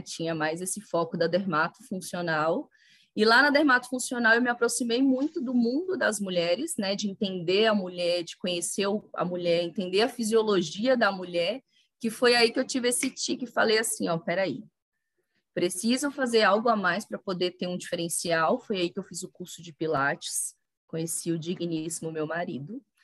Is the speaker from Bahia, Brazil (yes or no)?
yes; Bahia, Brazil; moved away; formei em fisioterapia lá na Bahia, sou baiana